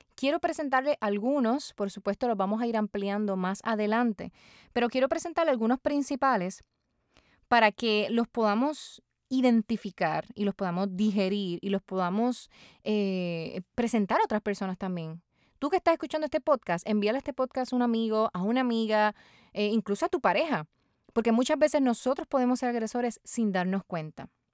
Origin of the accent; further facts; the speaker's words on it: Puerto Rico; mi país, Puerto Rico